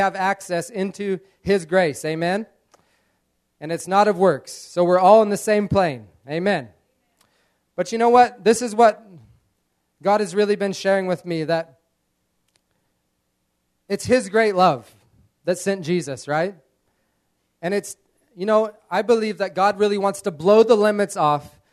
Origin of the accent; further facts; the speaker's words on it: United States; moved away; growing up in America, in a farming community